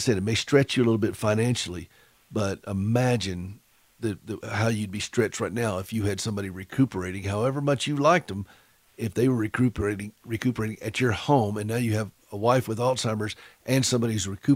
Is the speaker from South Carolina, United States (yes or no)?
yes; Anderson, South Carolina, United States; moved away; I was born and raised in Anderson